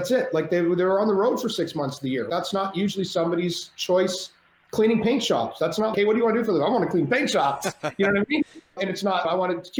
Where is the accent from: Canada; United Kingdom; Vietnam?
Canada; I'm Canadian